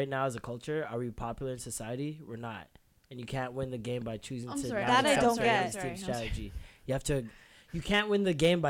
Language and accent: English; Toronto, Ontario, Canada; now in London, United Kingdom; I'm from Toronto